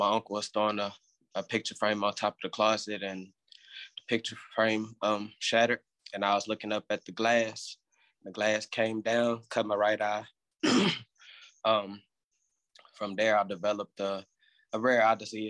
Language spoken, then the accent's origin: English; Houston, Texas, United States; I am from Houston, Texas